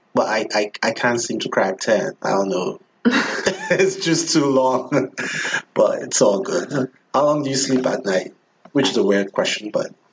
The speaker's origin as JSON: {"language": "English", "country": "Nigeria", "moved": "yes", "said": "I'm from Nigeria, and everyone is pretty much Christian or pretends to be Christian"}